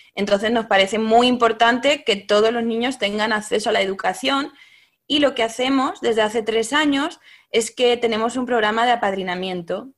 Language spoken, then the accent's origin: Spanish; Castilla-La Mancha, Spain; moved away; also born or lived in Paris, France; soy manchega como tú